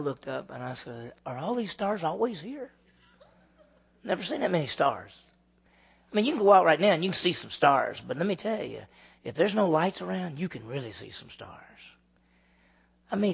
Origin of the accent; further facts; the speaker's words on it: Meridian, Mississippi, United States; I grew up in Meridian, Mississippi, and that's 50,000 people